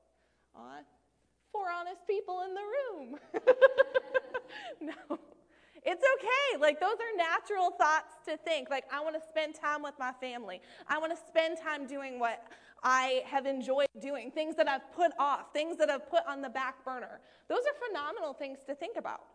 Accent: Maine, United States; moved away as an adult; I'm from Maine originally.

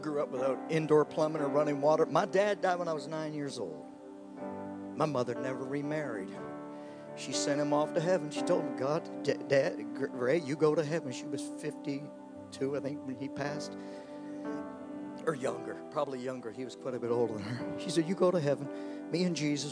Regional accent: Canada; I grew up in Canada

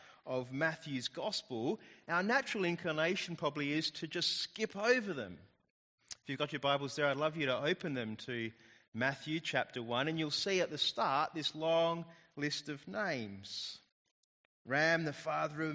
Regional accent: Australia; being Australian

